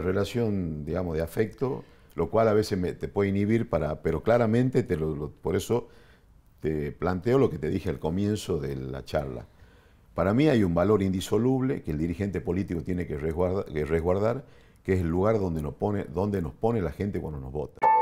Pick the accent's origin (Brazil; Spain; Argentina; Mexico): Argentina; Nosotros como los argentinos